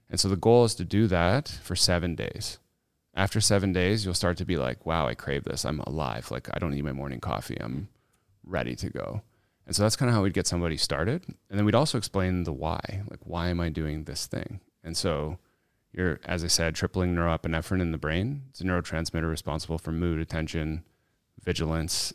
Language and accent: English; Canada; this Canadian kid